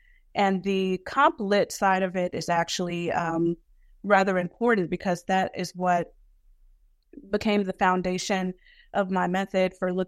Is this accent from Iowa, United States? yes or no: no; Brooklyn, New York, United States; it was really my growing up in Brooklyn in a community that was a Black community that was people from the South and folks from the Caribbean, right?